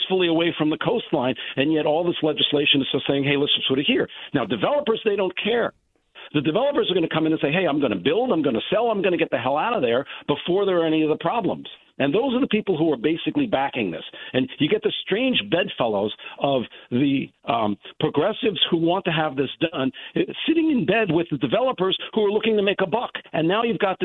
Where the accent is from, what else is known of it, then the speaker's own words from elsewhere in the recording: New York City, New York, United States; now in Westport, United States; I'm originally from the Bronx